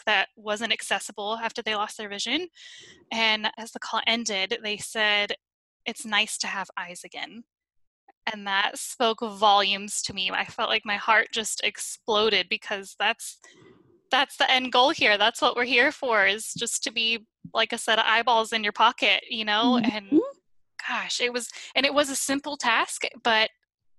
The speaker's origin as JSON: {"language": "English", "town": "Reno", "region": "Nevada", "country": "United States", "moved": "as an adult", "lives_now": "North Carolina, United States", "said": "I am originally from Reno, Nevada, but I currently live in North Carolina"}